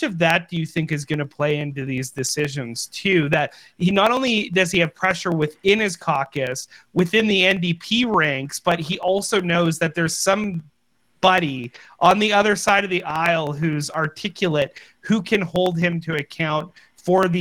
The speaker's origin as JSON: {"language": "English", "country": "Canada", "said": "as Canadian citizens"}